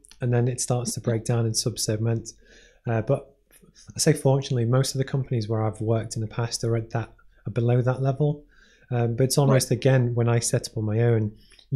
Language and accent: English; Maghull, North West England, United Kingdom; I grew up in Liverpool, but it's technically, yeah. It was a town called Magal, which is near Ormskirk